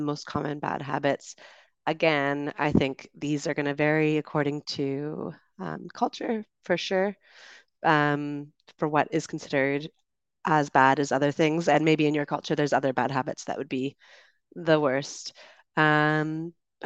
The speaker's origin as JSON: {"language": "English", "country": "Canada", "said": "I'm from Canada"}